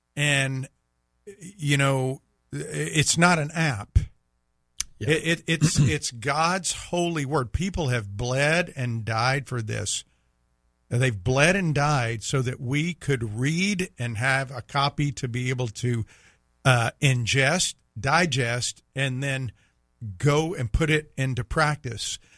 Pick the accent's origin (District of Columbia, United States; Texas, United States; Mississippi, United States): Mississippi, United States; Meridian; moved away; I grew up in Meridian